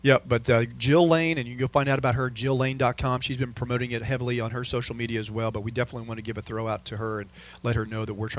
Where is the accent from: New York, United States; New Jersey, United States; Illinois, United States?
Illinois, United States; You and I grew up in the Midwest, and I heard Spike Dykes' name when I was growing up in Illinois.